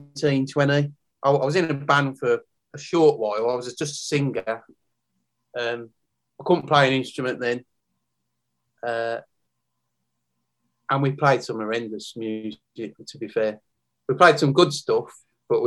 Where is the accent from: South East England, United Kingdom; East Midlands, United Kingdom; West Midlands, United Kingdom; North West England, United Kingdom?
West Midlands, United Kingdom; Birmingham; also born or lived in Tamworth; I grew up in Great Barn, Birmingham, not far from the Villa Ground